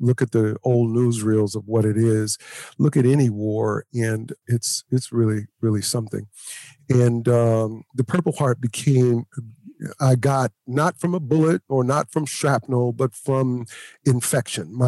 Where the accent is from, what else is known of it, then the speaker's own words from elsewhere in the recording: Oakland, California, United States; also born or lived in Louisiana; I was from Oakland